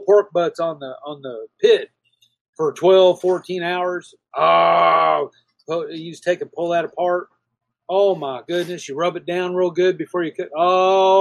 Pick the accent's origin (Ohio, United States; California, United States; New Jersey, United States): California, United States; moved away as an adult; I'm originally from California